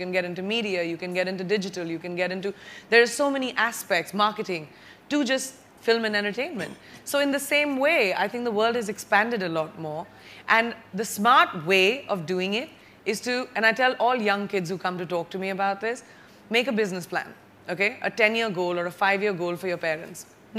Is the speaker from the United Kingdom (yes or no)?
no; Bareilly, Uttar Pradesh, India; also born or lived in Jamshedpur / Lucknow / Mumbai / Boston; I was born in Jamshedpur, raised in Bareilly, UP, went to school in Lucknow, lived in Mumbai, lived in Boston, lived in New York. I consider myself truly a citizen of the world.